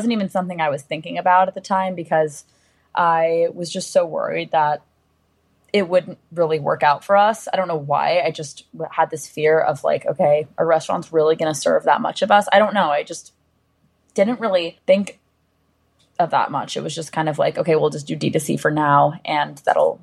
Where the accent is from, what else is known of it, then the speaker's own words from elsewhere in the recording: New York City, New York, United States; also born or lived in Los Angeles; growing up in New York City, like, when I was a kid